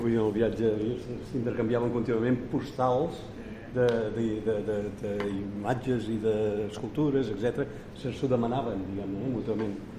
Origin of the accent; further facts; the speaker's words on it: Majorca, Balearic Islands, Spain; Jo vaig néixer a Mallorca, com els tres grans